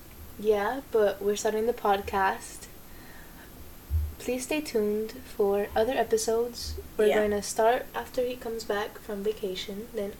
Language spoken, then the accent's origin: English; Miami, Florida, United States; I am from Miami, you know, born and raised in Dade. I still go to school.